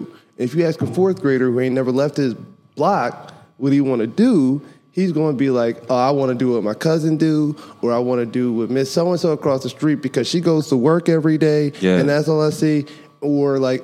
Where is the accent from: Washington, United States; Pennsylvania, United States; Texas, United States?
Pennsylvania, United States; Philadelphia; I'm from Philly